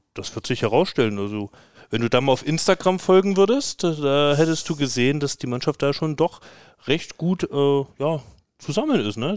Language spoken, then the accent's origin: German; East Germany, Germany; als Ossi